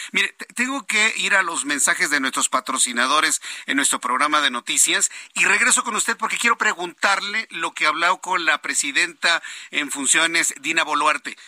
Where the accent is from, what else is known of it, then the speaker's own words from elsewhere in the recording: Mexico; como sociedad mexicana